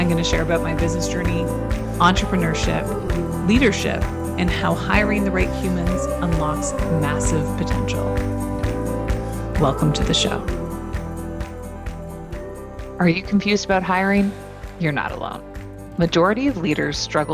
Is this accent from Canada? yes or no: yes; Canada; also born or lived in Ontario; I'm Canadian. I live in Ontario on the coast of Lake Huron